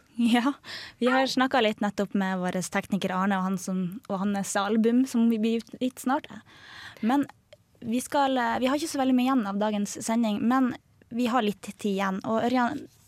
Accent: Harstad, Troms, Norway; moved away; min hjemby Harstad

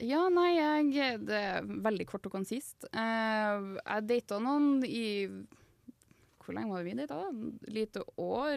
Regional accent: Fosen, Trøndelag, Norway; moved away as an adult; now in Trondheim, Norway; Jeg er jo fra Nei. Fosen, så rett utafor uh, Trondheim.

